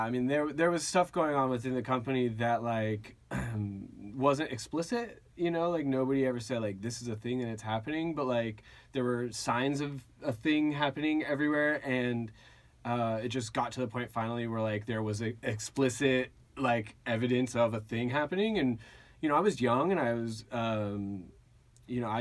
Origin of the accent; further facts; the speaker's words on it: Agoura, California, United States; So uh, I grew up in Agoura.